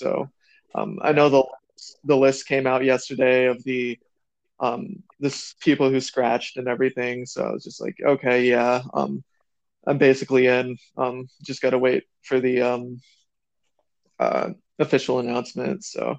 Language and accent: English; South Dakota, United States; I'm just I'm a kid from South Dakota now.